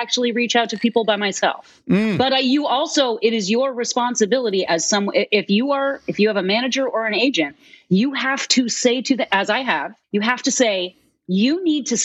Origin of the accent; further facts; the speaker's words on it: Massachusetts, United States; moved away; growing up in Massachusetts